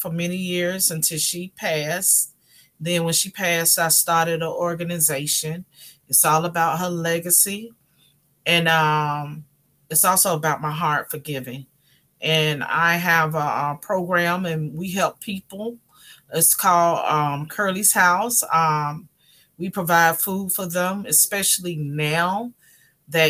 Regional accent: North Carolina, United States; moved away as an adult; now in Miami, United States; originally I am from North Carolina. Born and raised. I moved to Miami probably like maybe 30 years ago

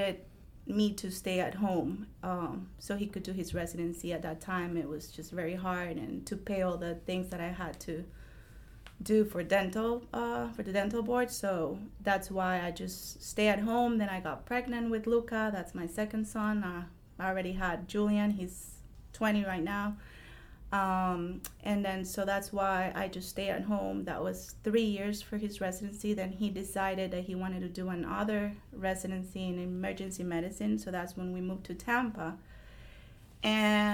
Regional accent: Costa Rica; English is a second language; moved away as an adult; now in Jacksonville, United States; I'm originally from Costa Rica. All my family lives in Costa Rica

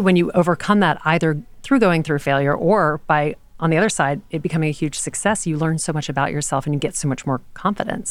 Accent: Louisiana, United States; moved away; I grew up in Louisiana.

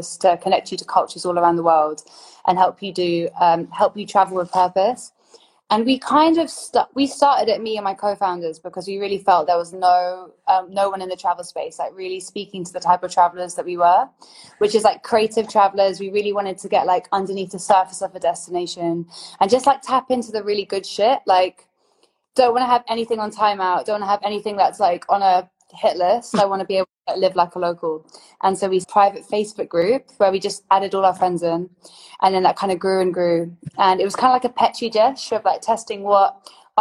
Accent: Oxford, South East England, United Kingdom; now in London, United Kingdom; I grew up in Oxford, but it's like almost like a mini London. And then moving to London

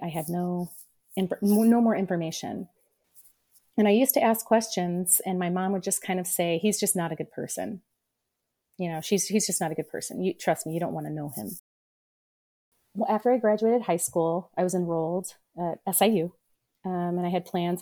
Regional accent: Peoria, Illinois, United States; I was born in Peoria, Illinois

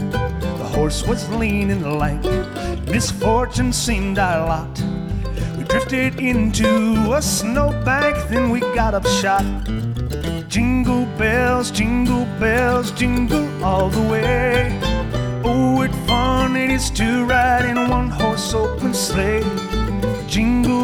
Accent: United States; I'm an English-speaking man, I'm an American

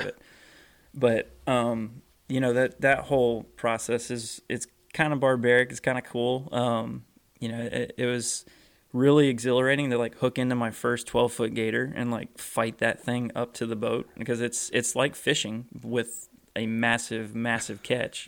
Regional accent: Florida, United States; growing up in Florida

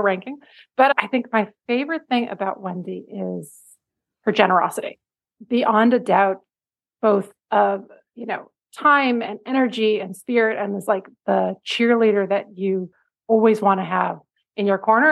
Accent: Cambridge, Massachusetts, United States; now in New York City, United States; our local quilt shop, the Cambridge Quilt Shop in Cambridge, Massachusetts

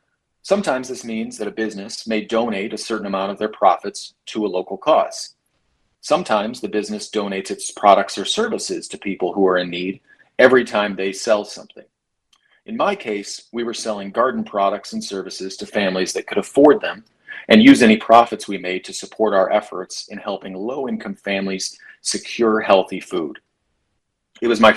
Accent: Michigan, United States; I also saw the effects of that power being wielded throughout my home state

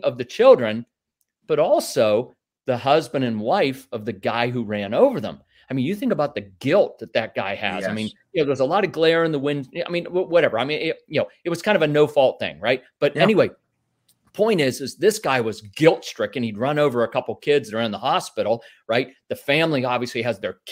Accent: Northwest Pennsylvania, United States; I grew up in Northwest Pennsylvania in a small, you know, rural agricultural area about an hour north of Pittsburgh.

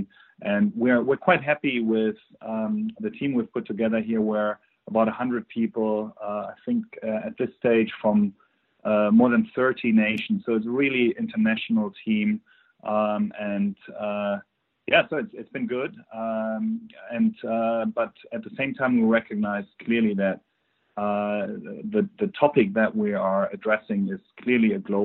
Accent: Germany; accent: German; English is a second language; as you can probably tell on my accent, I'm originally from Germany.

